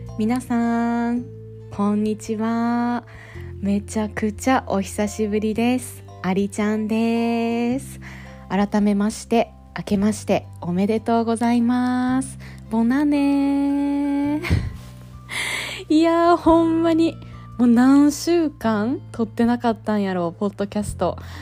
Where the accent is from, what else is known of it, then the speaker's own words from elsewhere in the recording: Japan; now in France; 今ね日本に帰ってきて